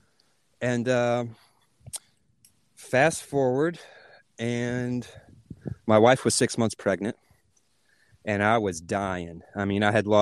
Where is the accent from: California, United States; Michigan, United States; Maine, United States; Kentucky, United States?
Kentucky, United States; Hopkinsville; moved away as an adult; also born or lived in North Carolina; met my wife in my hometown of Hopkinsville